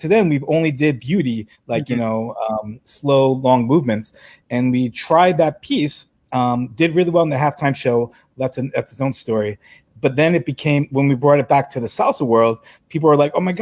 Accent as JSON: {"language": "English", "town": "New York City", "region": "New York", "country": "United States", "tie": "born or raised there", "said": "I'm a New Yorker"}